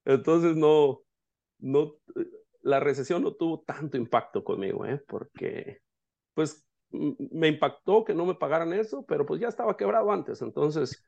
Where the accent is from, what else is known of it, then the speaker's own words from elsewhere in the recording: La Huerta, Jalisco, Mexico; moved away as an adult; also born or lived in Yakima, Washington; now in Seattle, United States; soy mexicano de nacimiento, nací en un pueblo que se llama La Huerta, en el estado de Jalisco